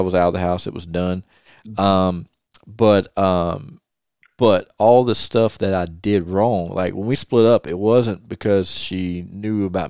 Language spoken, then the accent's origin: English; the South, United States; I'm a Southerner